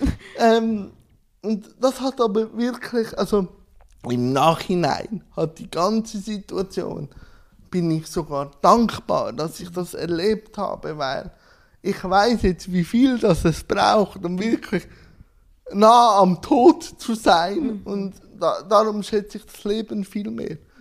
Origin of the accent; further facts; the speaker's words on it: Schwyz, Switzerland; ich bin im Kanton Schwyz geboren